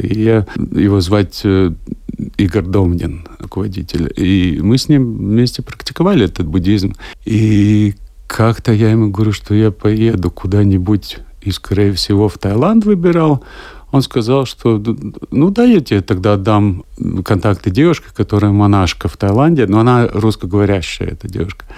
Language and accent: Russian; Latvia; Я говорю, ну, из Латвии.